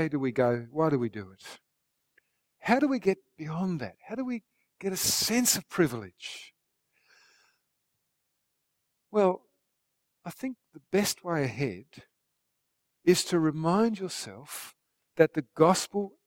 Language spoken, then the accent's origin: English; Australia; our fellow Australians